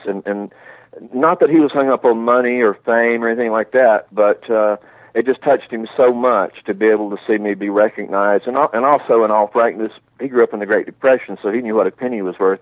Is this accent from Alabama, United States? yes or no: yes; Alabama, United States; moved away as an adult; now in Rome, Italy; I grew up in Alabama